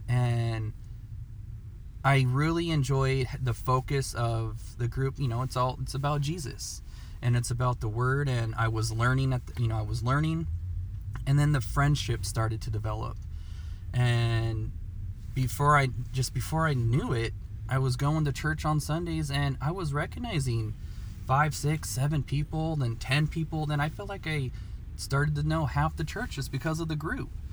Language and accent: English; Portland, Oregon, United States; I was born and raised in Portland, Oregon